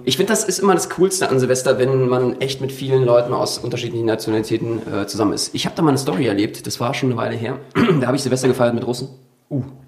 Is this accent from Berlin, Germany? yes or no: yes; Berlin, Germany; ich bin ja Berliner